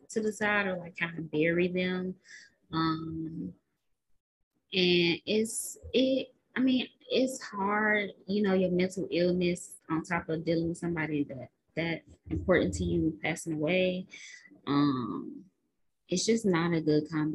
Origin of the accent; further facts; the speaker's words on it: Chicago, Illinois, United States; we're from Chicago